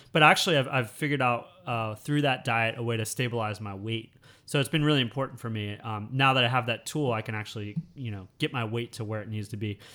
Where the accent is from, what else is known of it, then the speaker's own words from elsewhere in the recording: United States; moved away as an adult; now in Thailand; growing up in the United States